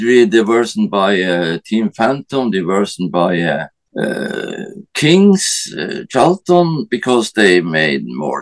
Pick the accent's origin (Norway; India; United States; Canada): Norway; I'm from Norway